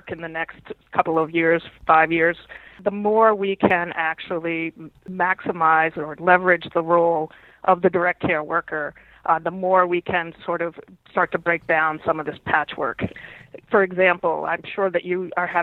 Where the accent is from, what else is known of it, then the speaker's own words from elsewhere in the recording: New England, United States; I am from New England